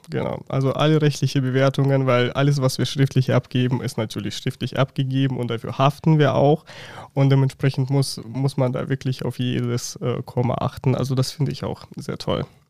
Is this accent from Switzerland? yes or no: no; Russia; German is a second language; moved away as an adult; now in Germany; ich komme ursprünglich aus Russland und bin bereits seit neun Jahren in Deutschland